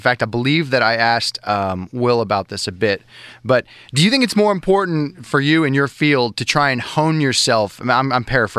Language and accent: English; Los Angeles, California, United States; I grew up in L.A.